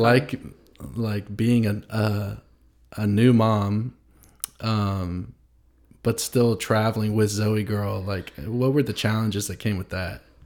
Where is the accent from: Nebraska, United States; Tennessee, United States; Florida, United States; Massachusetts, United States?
Tennessee, United States; Nashville; also born or lived in Franklin, Tennessee; I was born in Nashville, and went to school south of Nashville